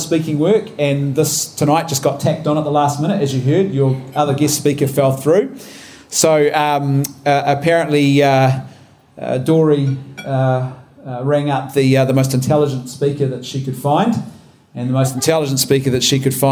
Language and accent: English; Rangiora, Canterbury, New Zealand; I come from a small town called Rangiora, which is just north of Christchurch